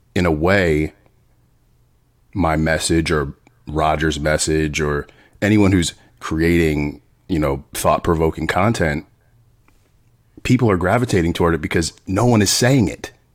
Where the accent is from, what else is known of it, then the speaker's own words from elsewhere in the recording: Sicklerville, New Jersey, United States; also born or lived in Voorhees, New Jersey / Willingboro, New Jersey; now in West Hollywood, United States; I was born in Voorhees, raised mostly in Sicklerville, and high school and on